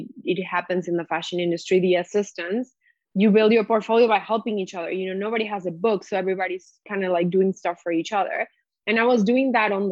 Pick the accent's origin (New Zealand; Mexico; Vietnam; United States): Mexico; moved away; also born or lived in Montreal / Amsterdam; I grew up in Mexico